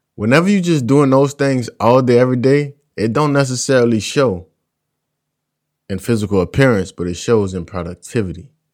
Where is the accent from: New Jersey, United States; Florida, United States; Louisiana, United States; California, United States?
Louisiana, United States; South; I'm from South Louisiana. In my community alone, there are three plantations